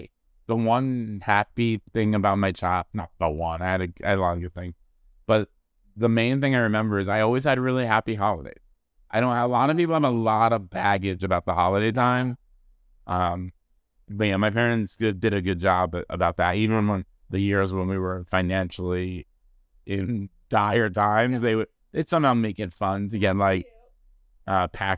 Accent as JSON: {"language": "English", "region": "East Coast", "country": "United States", "lives_now": "Los Angeles, United States", "said": "I'm originally from the East Coast, but yeah. I've been here in 20 years."}